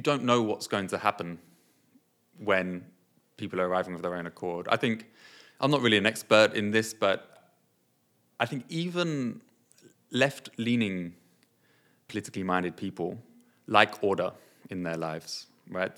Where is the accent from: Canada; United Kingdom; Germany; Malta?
United Kingdom; also born or lived in Nepal; I was born and I came here when I was four